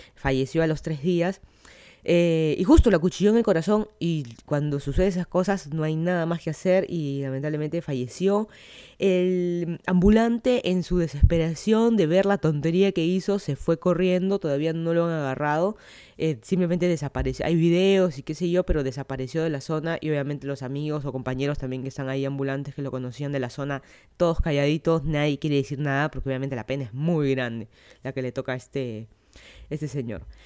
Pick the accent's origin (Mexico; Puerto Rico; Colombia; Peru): Peru; Lima; moved away as an adult; now in Miami, United States; yo soy de Lima, Perú, vine a vivir aquí a Miami hace menos de dos años